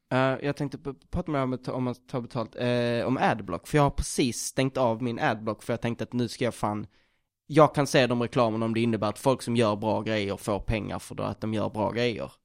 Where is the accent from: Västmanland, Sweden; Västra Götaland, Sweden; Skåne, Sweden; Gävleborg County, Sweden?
Skåne, Sweden; Jag är från Skåne